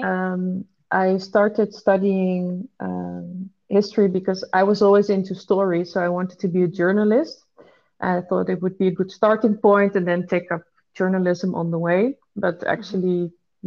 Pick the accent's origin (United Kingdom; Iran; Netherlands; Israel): Netherlands; I was the only Dutch person studying there